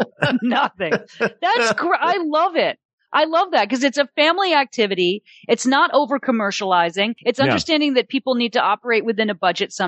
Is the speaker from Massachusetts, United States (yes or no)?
yes; Massachusetts, United States; I'm from Massachusetts.